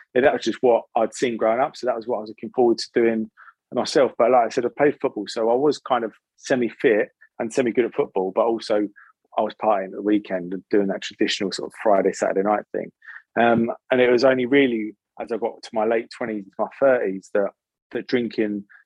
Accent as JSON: {"language": "English", "country": "United Kingdom", "tie": "born or raised there", "also_born_or_lived": "Salt Lake City, Utah, United States"}